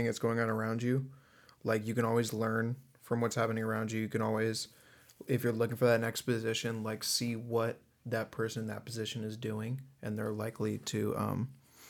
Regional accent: San Diego, California, United States; I'm the only one from San Diego

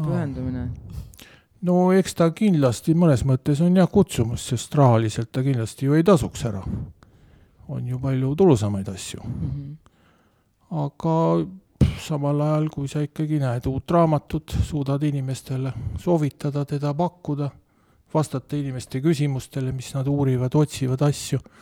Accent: Otepää, Valga County, Estonia; ma kasvasin nagu maal

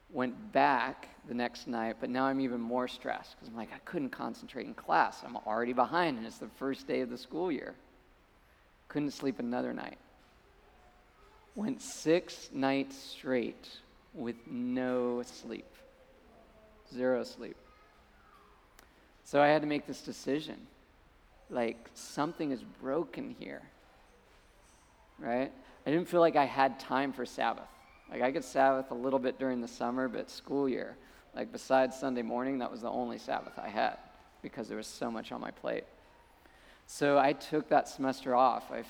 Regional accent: Colorado, United States; moved away as an adult; I came out from Colorado to, to go to school in Malibu.

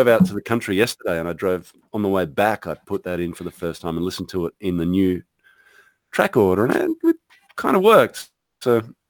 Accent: Victoria, Australia; my home state of Victoria, is now in complete lockdown. I'm in regional Victoria

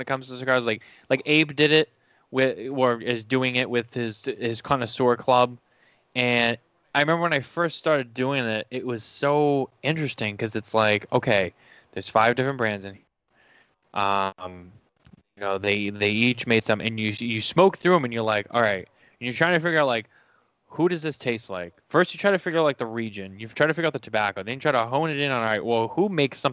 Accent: just outside of Boston, Massachusetts, United States; We're from New England. We're from, you know, just outside of Boston.

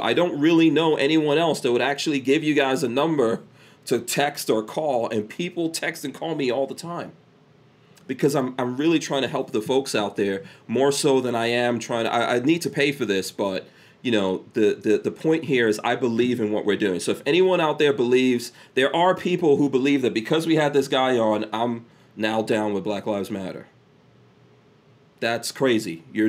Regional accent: Guyana; born there; I was born in Guyana, and Guyana is socialist in the least, communist.

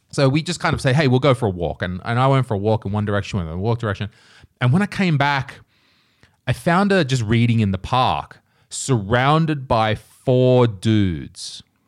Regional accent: Nelson Bay, New South Wales, Australia; moved away as an adult; now in Estonia; I'm Australian

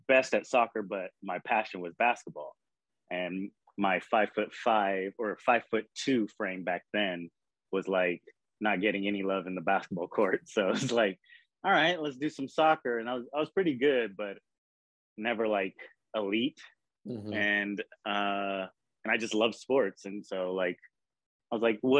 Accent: Bakersfield, California, United States; I grew up in Bakersfield, California.

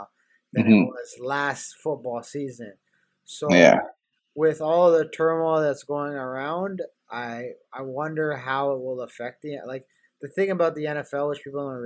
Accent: Canada; I'm a Canadian

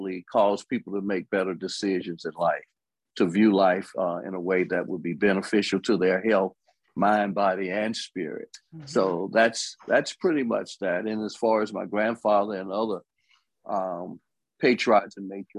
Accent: Birmingham, Alabama, United States; also born or lived in Tuscaloosa, Alabama; I'm from Birmingham, Alabama, born in Tuscaloosa, Alabama, more specifically, Daly Bottom and the bottom of Alberta City.

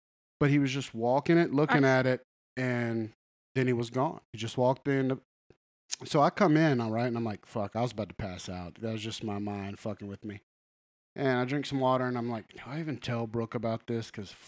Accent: Huntsville, Alabama, United States; my neighborhood I grew up with in Huntsville, Alabama.

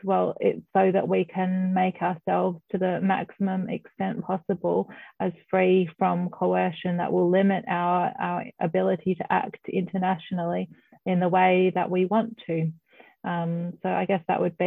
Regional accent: Australia

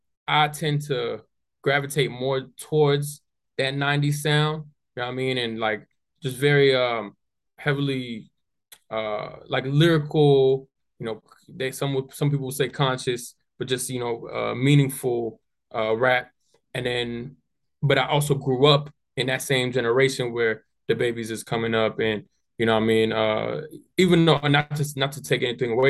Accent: Falls Church, Virginia, United States; also born or lived in Gainesville, Virginia / Manassas, Virginia; I grew up in a city called Falls Church, which is right out of DC

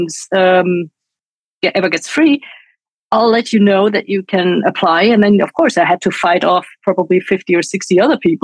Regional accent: Munich, Bavaria, Germany; I am from Munich, Bavaria, and I interned at this Bavarian radio

